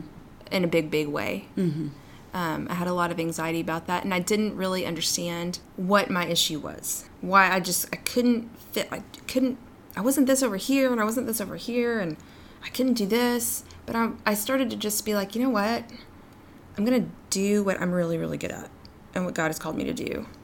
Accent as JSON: {"language": "English", "region": "New York", "country": "United States", "said": "I don't know why I turned into like, you know, I'm a New Yorker. She's from Texas, but I was like, Mom, I don't know."}